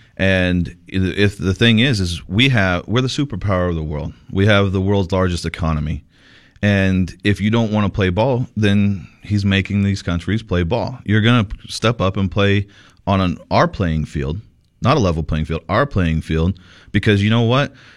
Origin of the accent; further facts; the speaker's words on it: Sierra Vista, Arizona, United States; in Sierra Vista, my hometown, Sierra Vista